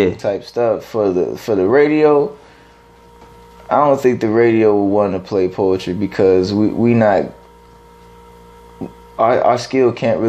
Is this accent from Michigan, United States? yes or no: no; East Cleveland, Ohio, United States; I'm in DC, I'm from East Cleveland, Ohio, brother.